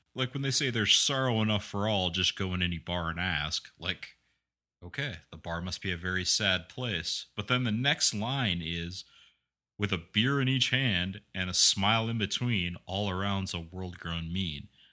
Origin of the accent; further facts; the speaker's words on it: Midwest, United States; growing up in the Midwest